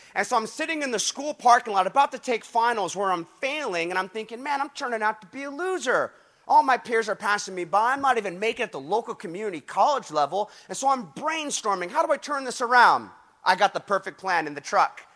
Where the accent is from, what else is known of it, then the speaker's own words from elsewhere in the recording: Huntington Beach, California, United States; my hometown, Huntington Beach